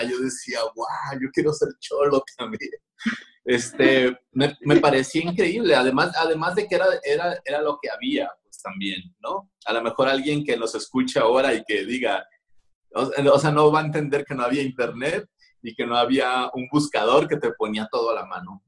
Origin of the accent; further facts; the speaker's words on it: Culiacán, Sinaloa, Mexico; yo soy nacido tal cual en Culiacán, Sinaloa. Soy de la orgullosa colonia Díaz Ordaz